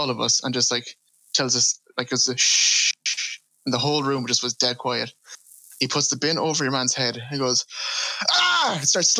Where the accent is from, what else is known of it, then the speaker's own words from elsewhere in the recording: Midlands, United Kingdom; I grew up in the Midlands